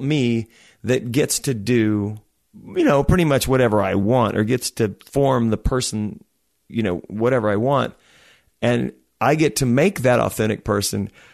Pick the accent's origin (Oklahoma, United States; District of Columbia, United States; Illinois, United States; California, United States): Oklahoma, United States; I'm from Oklahoma.